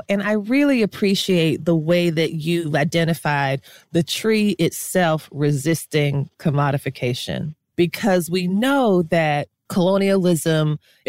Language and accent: English; South Florida, United States; I grew up in South Florida